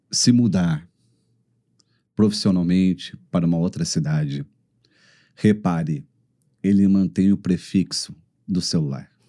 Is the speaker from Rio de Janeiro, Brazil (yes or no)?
no; Caxias do Sul, Rio Grande do Sul, Brazil; moved away as an adult; now in Belo Horizonte, Brazil; de Caxias do Sul. E moro em BH há quatro anos. Casado com uma mineira.